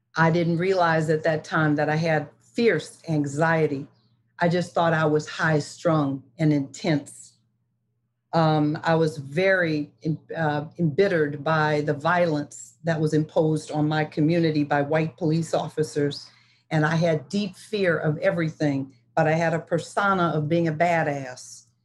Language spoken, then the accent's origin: English; Detroit, Michigan, United States; I was born in Detroit, Michigan, which was a political city of the 50s and the 60s and the 70s. I was lucky to be raised in such a place